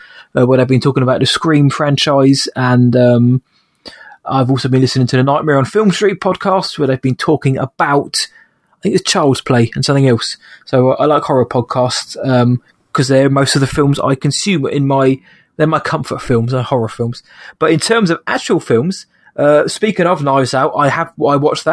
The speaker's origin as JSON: {"language": "English", "region": "England", "country": "United Kingdom", "said": "I'm English"}